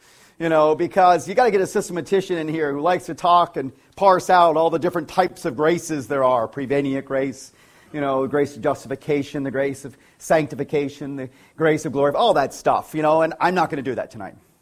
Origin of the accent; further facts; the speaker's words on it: northeast Pennsylvania, United States; a little Lutheran community in northeast Pennsylvania where I grew up